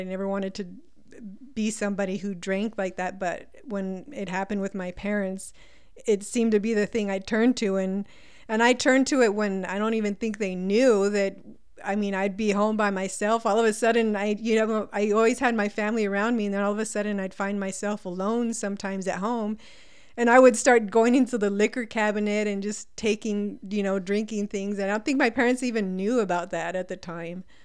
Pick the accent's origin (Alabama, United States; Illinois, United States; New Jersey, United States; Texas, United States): Texas, United States; El Paso; also born or lived in California; I was, um, born in California, but I grew up pretty much in El Paso. I was here by the time I was about five years old